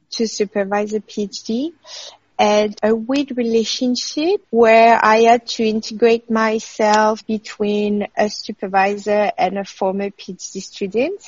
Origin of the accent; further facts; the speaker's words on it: France; moved away as an adult; now in Australia; France, my home country